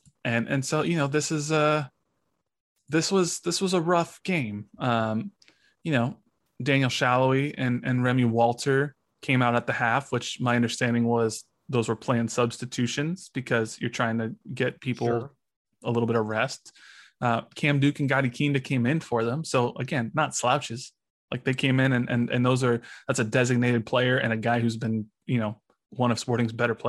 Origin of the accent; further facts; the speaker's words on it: Mexico; I'm from Mexico. I have family in Mexico, and they're just talking shit about how much MLS sucks.